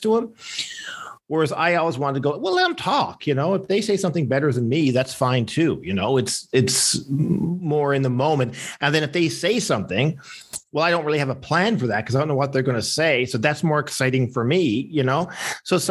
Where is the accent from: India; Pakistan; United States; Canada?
Canada; Newfoundland and Labrador; when I was growing up in Newfoundland